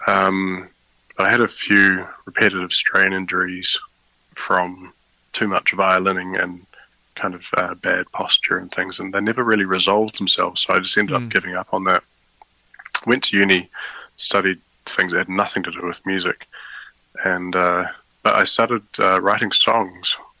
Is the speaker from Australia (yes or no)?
no; New Zealand; now in The Hague, Netherlands; I was born in New Zealand